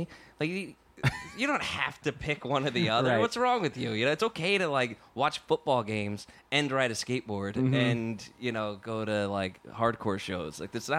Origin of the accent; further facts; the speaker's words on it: New Jersey, United States; I grew up in Jersey.